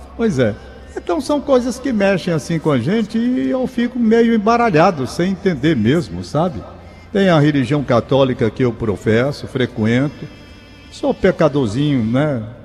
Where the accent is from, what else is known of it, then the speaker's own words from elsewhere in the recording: Brazil; somos nós brasileiros